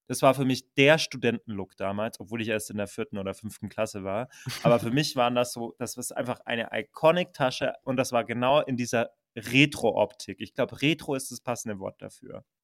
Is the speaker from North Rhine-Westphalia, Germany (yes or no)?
no; Franconian Switzerland, Bavaria, Germany; Mit den 30 Einwohnern, wo ich aufgewachsen bin